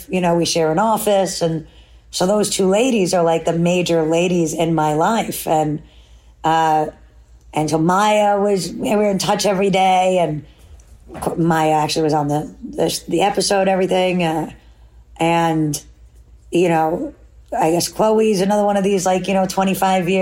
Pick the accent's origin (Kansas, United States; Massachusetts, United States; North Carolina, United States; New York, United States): New York, United States; New York City; as a city kid